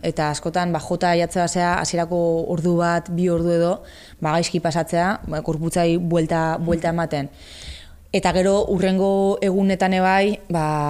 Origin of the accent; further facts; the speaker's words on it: Basque Country, Spain; ni euskalduna naiz, euskalduna sentitzen naiz